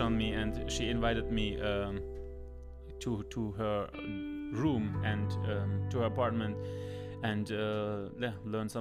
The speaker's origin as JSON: {"language": "English", "country": "Germany", "second_language": "English", "moved": "yes", "lives_now": "United States", "said": "I'm Germany. Could even say I'm from Germany"}